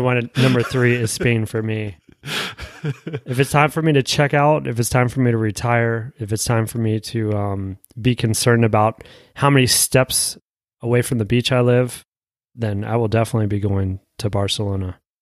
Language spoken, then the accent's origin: English; United States; as being American